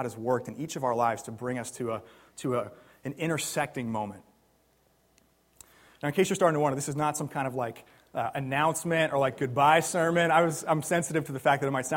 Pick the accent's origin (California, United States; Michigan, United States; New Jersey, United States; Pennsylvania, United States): New Jersey, United States; also born or lived in Kansas City; now in Philadelphia, United States; I grew up in New Jersey